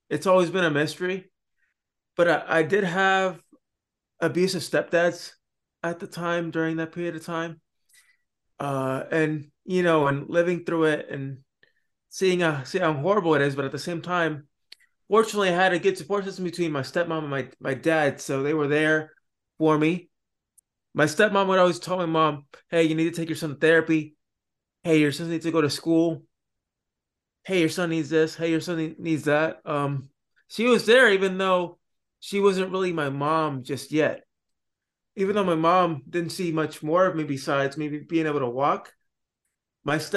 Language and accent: English; Florida, United States; also born or lived in Puerto Rico; I actually was born in Puerto Rico, and then I went to uh, Florida. Then I was there for a couple years until I was about eight years old.